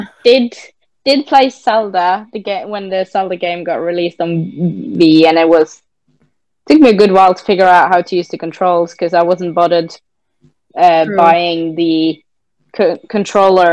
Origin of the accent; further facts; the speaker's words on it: Norway; accent: Norwegian; first language Norwegian; English is a second language; also born or lived in England; I come from Norway, married